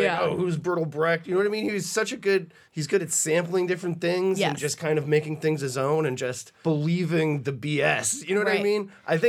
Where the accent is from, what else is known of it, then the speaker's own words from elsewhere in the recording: New Hampshire, United States; I remember being a kid growing up in New Hampshire.